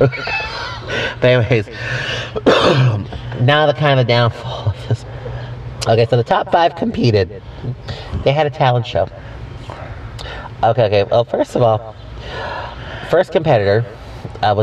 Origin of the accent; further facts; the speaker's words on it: Texas, United States; being Texan